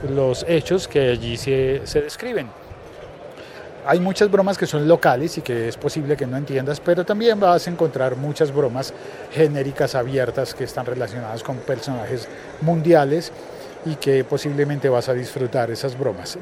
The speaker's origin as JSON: {"language": "Spanish", "country": "Colombia", "said": "como colombiano"}